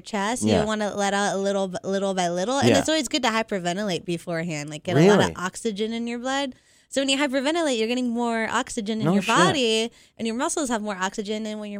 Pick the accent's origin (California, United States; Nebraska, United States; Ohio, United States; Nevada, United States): Nevada, United States; Las Vegas; moved away; when I grew up in Vegas.